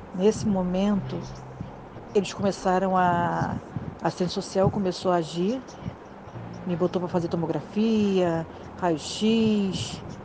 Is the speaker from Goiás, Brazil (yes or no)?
no; Rio de Janeiro, Brazil; eu sou do Rio de Janeiro